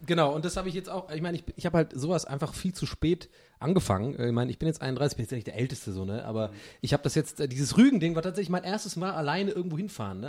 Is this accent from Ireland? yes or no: yes; Ireland; als Ire